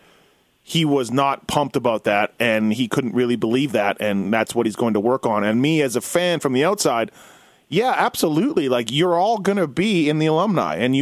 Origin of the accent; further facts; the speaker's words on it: Winnipeg, Manitoba, Canada; growing up in Winnipeg